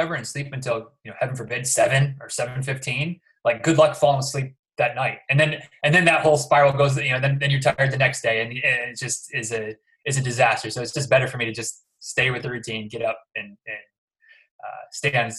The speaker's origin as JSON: {"language": "English", "region": "Michigan", "country": "United States", "moved": "as an adult", "lives_now": "Florida, United States", "said": "I'm from Michigan originally"}